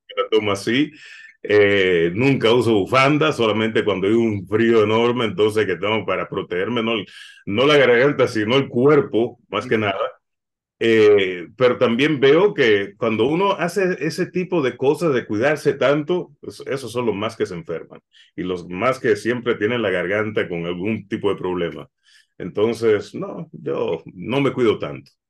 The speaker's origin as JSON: {"language": "Spanish", "country": "Puerto Rico", "tie": "born or raised there", "also_born_or_lived": "Dominican Republic (parents)", "moved": "yes", "lives_now": "Los Angeles, United States", "said": "Yo nací en Puerto Rico, mis padres son dominicanos"}